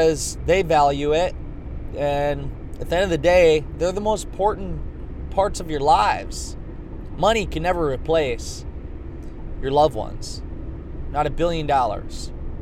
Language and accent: English; Garnavillo, Iowa, United States; moved away as an adult; now in Des Moines, United States; I'm from Northeast Iowa, Clayton County. Grew up in Garnavillo, Iowa